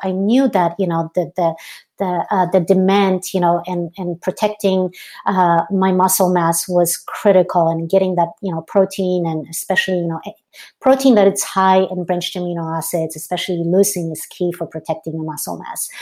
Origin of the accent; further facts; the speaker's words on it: Poland; moved away; growing up in Poland, uh, so I grew up in Poland, Eastern European